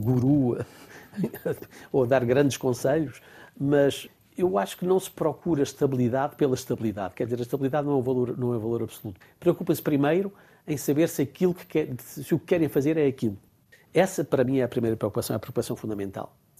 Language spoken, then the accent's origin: Portuguese; Portugal; moved away as an adult; now in Strasbourg, France; sou português, continuo a sentir-me português